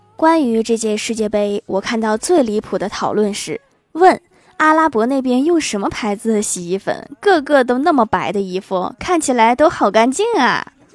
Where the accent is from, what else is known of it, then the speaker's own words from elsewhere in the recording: Northeast China, China; 我是东北人